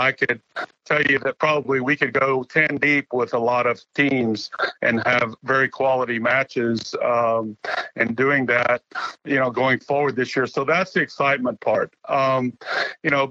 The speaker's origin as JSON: {"language": "English", "region": "Texas", "country": "United States", "tie": "born or raised there", "said": "I grew up in Texas. I'm likely to die in Texas"}